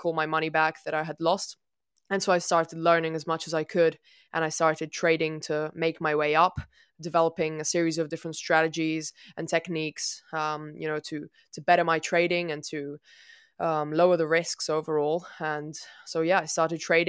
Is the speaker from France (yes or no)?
no; Italy; I'm from Italy.